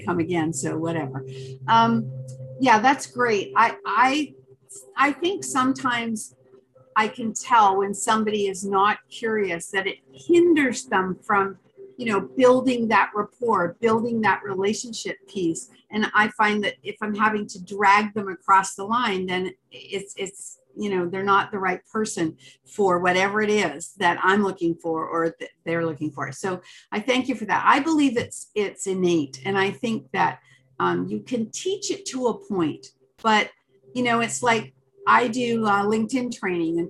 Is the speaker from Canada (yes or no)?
yes; Canada; I'm Canadian